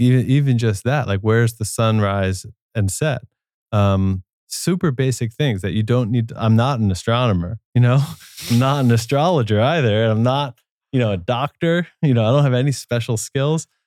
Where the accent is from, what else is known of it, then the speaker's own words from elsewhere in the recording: New Jersey, United States; moved away; also born or lived in New York City / Brooklyn; I grew up in New Jersey